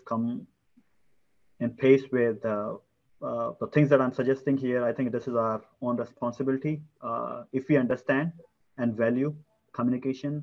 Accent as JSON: {"language": "English", "country": "India", "moved": "yes", "said": "India, my home country."}